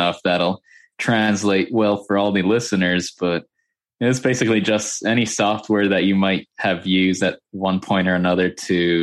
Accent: Boca Raton, Florida, United States; I live in a city called Boca Raton, which is about an hour north of Miami. I think that's the spot everybody knows in Florida, right? Miami or Orlando. So yeah, I live about an hour north of Miami, lived here my whole life pretty much

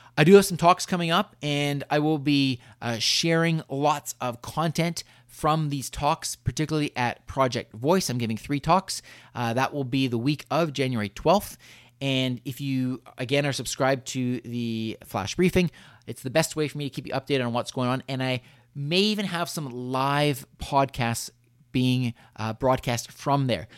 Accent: Canada; we are Canadian

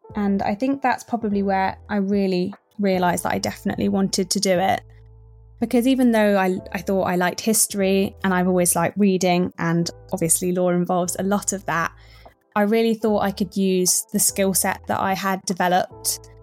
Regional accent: Midlands, United Kingdom; I grew up in the Midlands

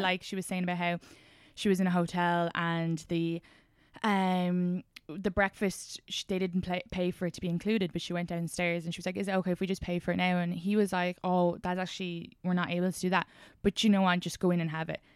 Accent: Ireland; as Irish women

